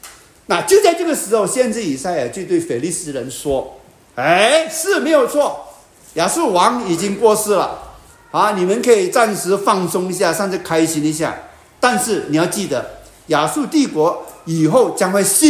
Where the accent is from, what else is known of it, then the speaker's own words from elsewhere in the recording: China; 我们中国的龙是降龙哎，你们西方是利龙了，你们怎么能够把利龙的名字放在我们中国人身上嘛？